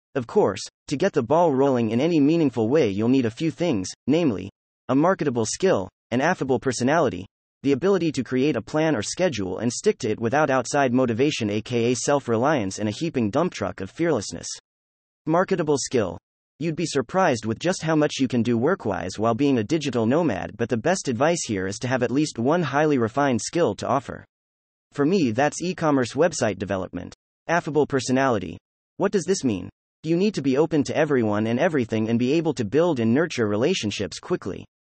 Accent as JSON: {"language": "English", "country": "United States", "said": "I'm from the States"}